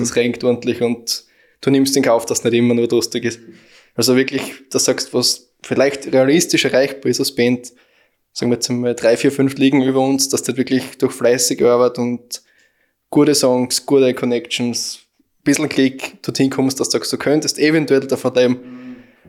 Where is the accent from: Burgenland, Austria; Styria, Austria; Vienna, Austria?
Styria, Austria; Aflenz; wir kommen aus Aflens